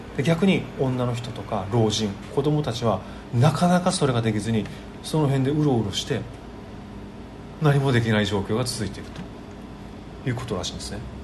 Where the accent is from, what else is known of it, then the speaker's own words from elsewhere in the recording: Okinawa, Japan; 僕と同じ沖縄出身で